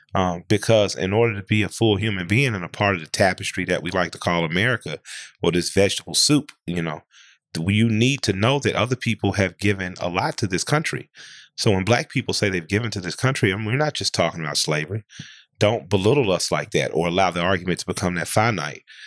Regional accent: Atlanta, Georgia, United States; I grew up in Atlanta

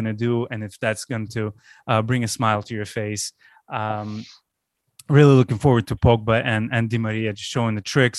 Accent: Baku, Azerbaijan; moved away; my hometown, Baku, I just came back from a 16-day vacation 20 years after I left.

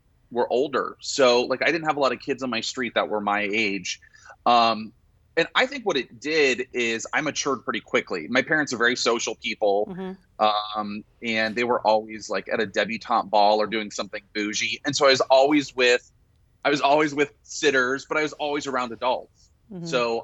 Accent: Sarasota, Florida, United States; moved away as an adult; Born and raised in Sarasota, Florida

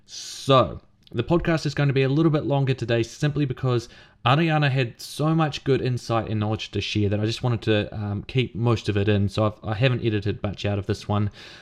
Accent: New Zealand; I was born in New Zealand. I call this place my home. I feel like I'm a New Zealander

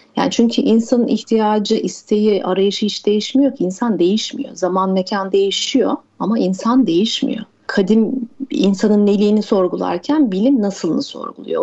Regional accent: Mersin, Turkey; Mersin'de büyüdüm ben

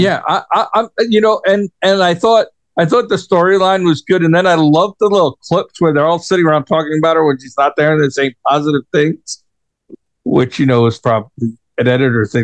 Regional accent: New York, United States; moved away; as a New Yorker, right, and I was born and raised in New York, right, lived there most of my life

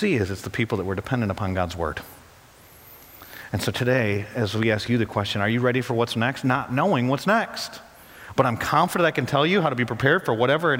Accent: Oxford, Michigan, United States; where I grew up in Oxford, Michigan

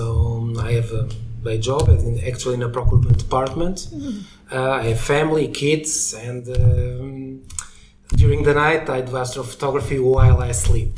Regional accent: Lisbon, Portugal; I'm from Lisbon, Portugal

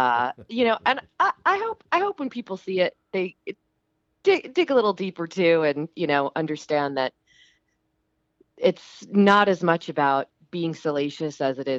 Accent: New Jersey, United States; also born or lived in Philadelphia; now in Los Angeles, United States; But I'm originally from the East Coast.

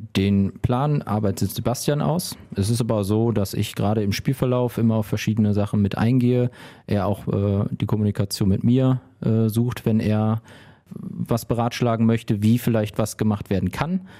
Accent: Remscheid, North Rhine-Westphalia, Germany; also born or lived in Wuppertal; ich bin in Lüttringhausen, Stadtteil von Remscheid, groß geworden

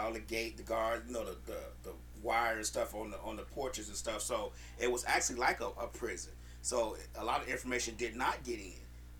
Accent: Chicago, Illinois, United States; I'm from Chicago

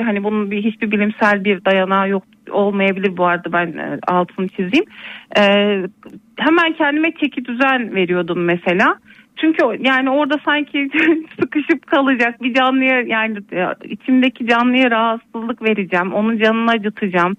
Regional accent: Elbistan, Kahramanmaraş, Turkey; moved away as an adult; also born or lived in Kütahya; Zaten memleketim ailemin yanına geldim onlara destek olmak adına. İyi. Elbistan'dayım şu

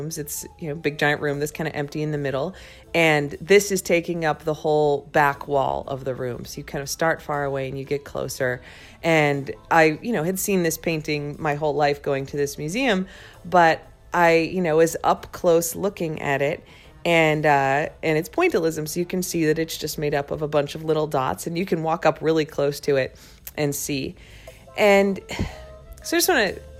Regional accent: Crystal Lake, Illinois, United States; now in Washington, D.C., United States; So when I was a kid, I grew up in Crystal Lake, Illinois, which is like 60 miles northwest of Chicago

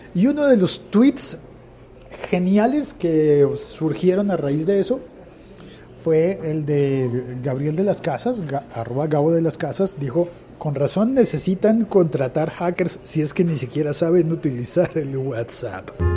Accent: Colombia; En Colombia, en mi país

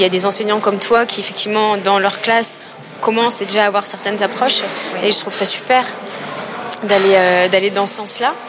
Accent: Aix-en-Provence, Provence-Alpes-Côte d'Azur, France; Je viens d'Aix-en-Provence

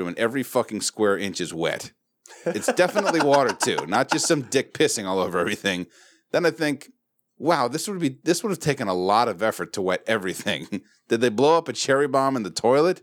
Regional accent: Watsonville, California, United States; Growing up in Watsonville with a mostly Mexican population

